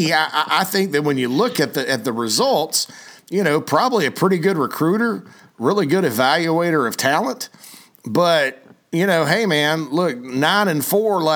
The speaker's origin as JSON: {"language": "English", "town": "Spartanburg", "region": "South Carolina", "country": "United States", "tie": "born or raised there", "said": "Spartanburg, my hometown"}